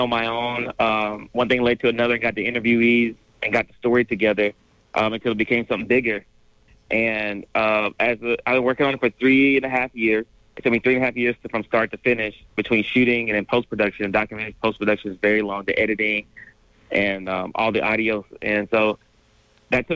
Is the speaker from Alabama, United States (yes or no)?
yes; Alabama, United States; growing up in Alabama history in high school in Alabama